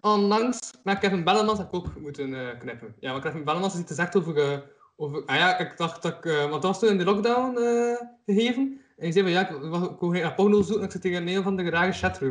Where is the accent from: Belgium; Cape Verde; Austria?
Belgium; Kortrijk, Flanders; omdat ik van Kortrijk ben.